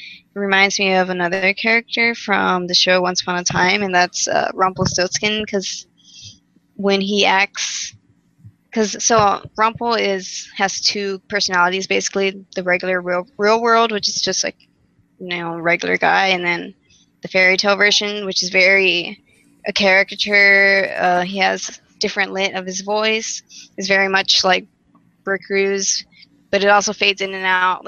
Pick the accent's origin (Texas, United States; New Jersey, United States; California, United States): Texas, United States; I'm from Texas